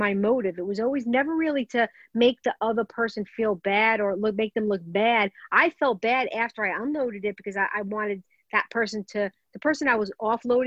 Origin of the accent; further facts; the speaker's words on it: New York City, New York, United States; I grew up in Brooklyn. I don't know if everybody in Brooklyn does this. Italian Brooklyn family